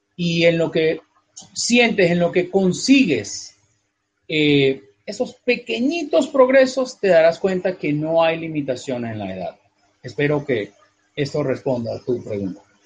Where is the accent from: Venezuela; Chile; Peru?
Venezuela; moved away as an adult; also born or lived in North America; donde nací originalmente, donde nací, en Venezuela, es un país que abandoné hace ya casi 20 años